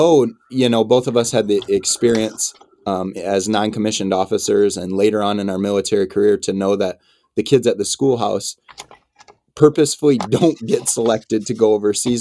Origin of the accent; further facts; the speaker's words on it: Iowa, United States; moved away; I'm a kid from Iowa